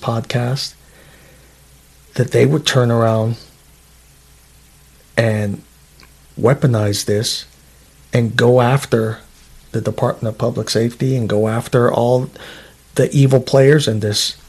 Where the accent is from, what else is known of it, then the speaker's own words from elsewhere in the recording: New York City, New York, United States; now in Alaska, United States; I'm from Queens, New York originally. I'm a New Yorkian.